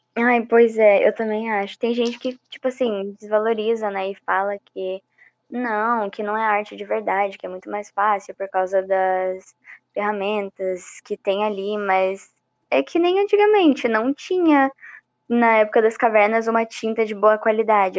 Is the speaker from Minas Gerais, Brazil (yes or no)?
yes; Minas Gerais, Brazil; moved away; eu tinha acabado de voltar de Minas também, que é onde eu nasci